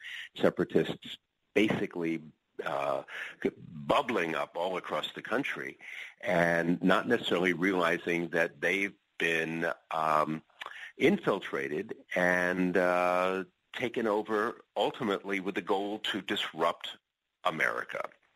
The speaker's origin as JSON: {"language": "English", "region": "upstate New York", "country": "United States", "tie": "born or raised there", "said": "When I was 15 years old, I was one of the local DJs on a radio station in upstate New York."}